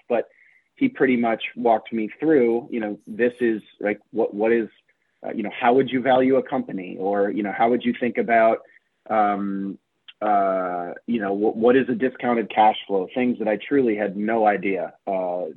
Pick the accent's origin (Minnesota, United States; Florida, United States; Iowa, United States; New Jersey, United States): Iowa, United States; moved away; I grew up in Iowa